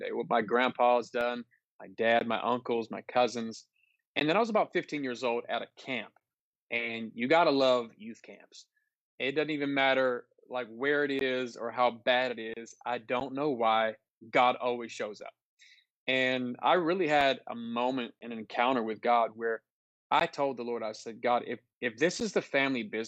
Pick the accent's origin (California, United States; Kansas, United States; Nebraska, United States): California, United States; Oakland; also born or lived in Philippines / Ohio / Sacramento; I was born in the Philippines on the missionary field. My parents moved us to Ohio, and he pastored there for about 3 years, and then moved to Oakland, where I was raised for my adolescence. And I'm kind of a Bay Area boy